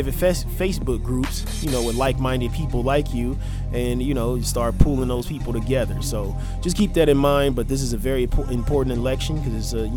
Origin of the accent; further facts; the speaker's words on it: Omaha, Nebraska, United States; my home state of Nebraska and in my city, Omaha, more particularly Black Omaha